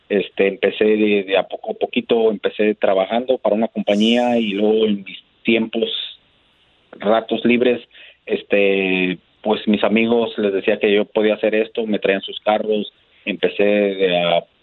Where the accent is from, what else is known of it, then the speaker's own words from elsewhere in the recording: Guanajuato, Mexico; now in United States; De Guanajuato.